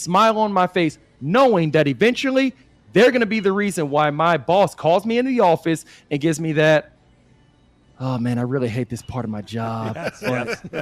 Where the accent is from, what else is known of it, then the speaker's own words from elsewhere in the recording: Austin, Texas, United States; I'm from Austin